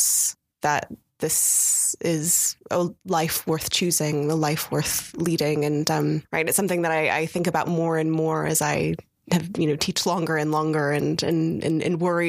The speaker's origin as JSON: {"language": "English", "country": "United States", "tie": "born or raised there", "said": "growing up in the United States"}